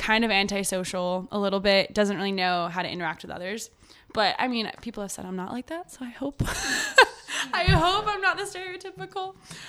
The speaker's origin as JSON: {"language": "English", "town": "Thousand Oaks", "region": "California", "country": "United States", "tie": "born or raised there", "also_born_or_lived": "Santa Monica / Chicago", "lives_now": "Venice, United States", "said": "I was born in Santa Monica, but I was raised in Thousand Oaks."}